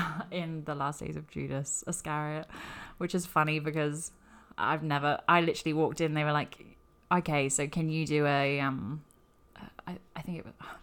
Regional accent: United Kingdom; accent: quite posh for England; now in New York, United States; I am British

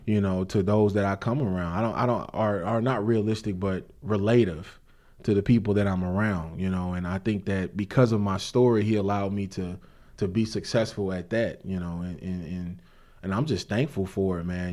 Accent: St. Louis, Missouri, United States; I'm from Saint Louis, Missouri, born and raised

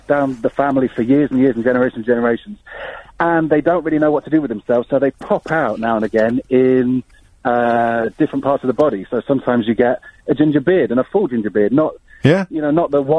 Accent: Dubai, United Arab Emirates; moved away; I grew up in Dubai

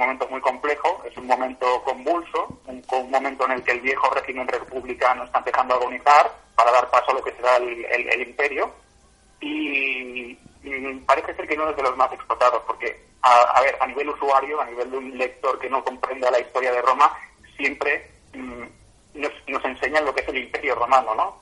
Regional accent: Catalonia, Spain; soy catalán de la tierra

